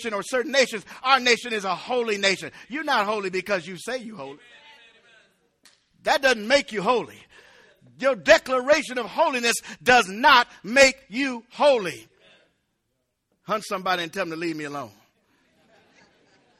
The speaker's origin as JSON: {"language": "English", "country": "United States", "said": "I never considered myself anything less than an American"}